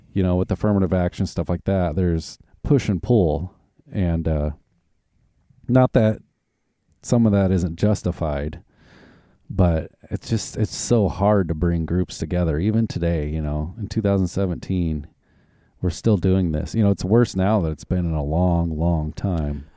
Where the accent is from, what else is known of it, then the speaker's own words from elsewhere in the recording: Arkansas, United States; also born or lived in Oklahoma; now in Washington, United States; I grew up in Arkansas and when we moved to Oklahoma